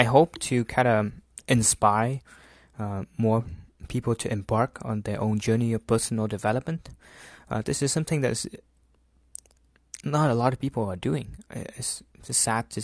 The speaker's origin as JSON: {"language": "English", "region": "Central Vietnam", "country": "Vietnam", "tie": "born or raised there", "moved": "yes", "said": "it's my hometown, so it's in the a small city in the middle of Vietnam"}